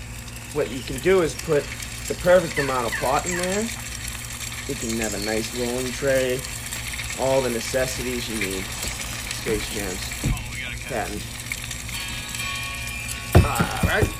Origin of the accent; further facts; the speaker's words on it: Boston, Massachusetts, United States; We're from Boston